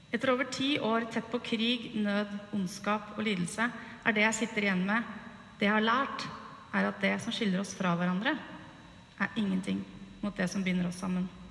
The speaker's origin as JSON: {"language": "Norwegian", "area": "by Tyrifjorden, near Utøya", "region": "Buskerud", "country": "Norway", "tie": "born or raised there", "said": "den idylliske hagen hvor jeg vokste opp, rett ved Tyrifjorden, innafor Utøya"}